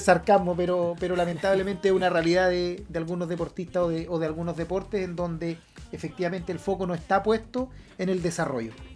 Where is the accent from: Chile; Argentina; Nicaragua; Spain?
Chile